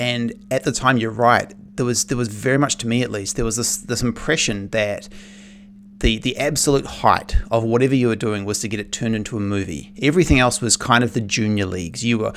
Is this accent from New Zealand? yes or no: yes; New Zealand; I was growing up in New Zealand